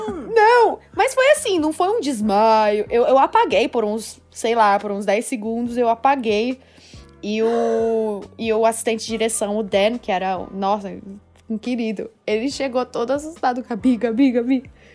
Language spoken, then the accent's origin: Portuguese; Ribeirão Preto, São Paulo, Brazil; moved away as an adult; also born or lived in Batatais; Eu nasci em São Paulo. Na verdade, não na cidade, eu sou do interior. É, eu nasci numa cidade eu nasci em Ribeirão Preto, mas a minha família é de Batatais. E, mas eu sempre morei em São Paulo